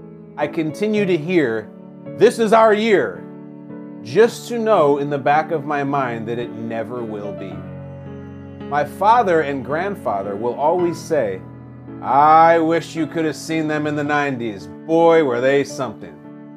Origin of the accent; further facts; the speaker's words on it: Chicago, Illinois, United States; I grew up in Chicago.